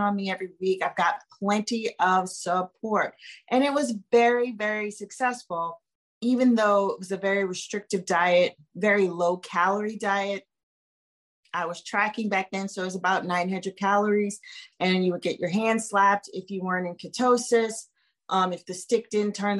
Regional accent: New Orleans, Louisiana, United States; I grew up in New Orleans

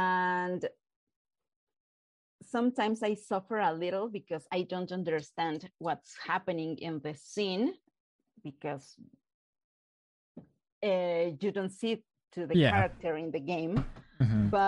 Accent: Mexico City, Mexico; Mexico City.

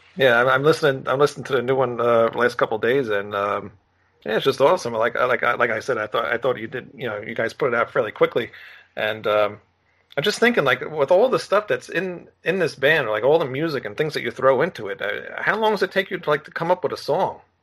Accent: New York, United States; I'm from New York

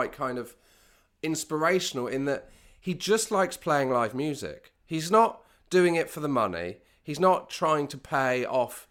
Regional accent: West Country, South West England, United Kingdom; I'm from the West Country

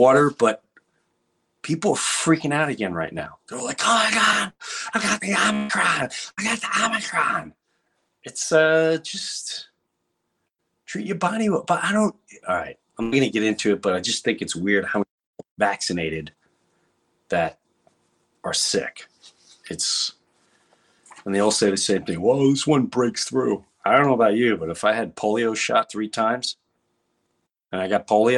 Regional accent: Long Island, New York, United States; moved away; also born or lived in Florida; I grew up in Long Island

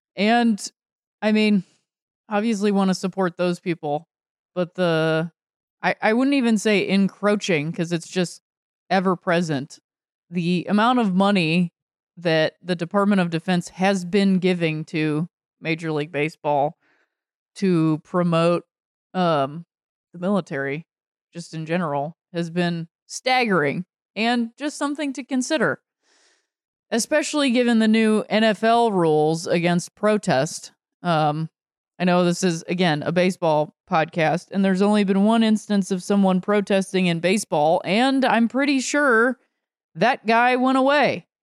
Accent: northeastern Ohio, United States; being raised in, uh, northeastern Ohio

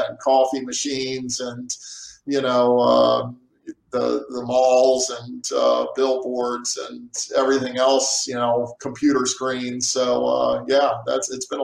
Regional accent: Annapolis, Maryland, United States; also born or lived in Central Virginia; now in Dubuque, United States; I'm in this wooded area outside of where I lived, close by Annapolis, Maryland

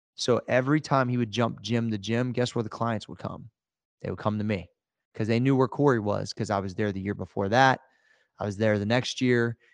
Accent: Ohio, United States; we're both from Ohio

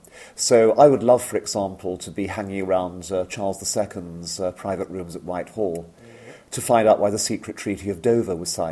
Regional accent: India; born there; I was born in India myself

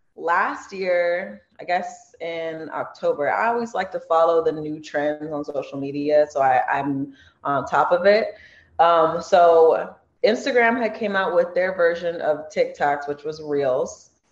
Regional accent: Torrance, California, United States; I'm born and raised in Torrance.

